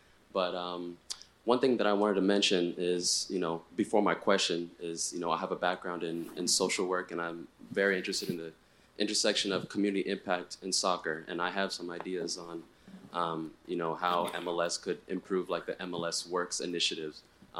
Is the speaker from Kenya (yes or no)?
yes; Kenya; I am Kenyan.